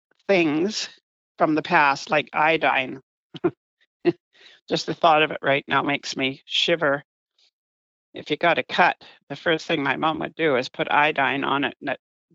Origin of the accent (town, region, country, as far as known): Galiano Island, British Columbia, Canada; born or raised there; also born or lived in Vancouver / Duncan